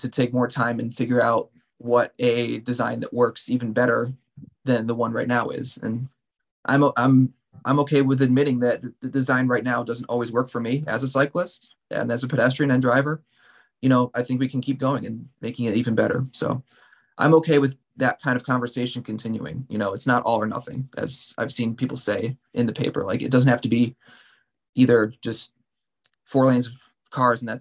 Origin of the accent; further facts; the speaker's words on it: Pittsfield, Massachusetts, United States; I was born and raised here in Pittsfield, lived here my whole life, except for my 5 years in college